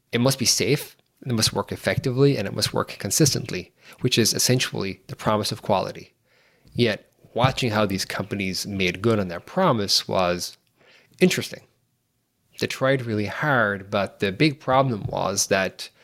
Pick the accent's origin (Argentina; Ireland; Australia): Ireland; moved away as an adult; now in San Francisco Bay Area, United States; I'm from Ireland, live here in the Bay Area, in San Francisco Bay Area right now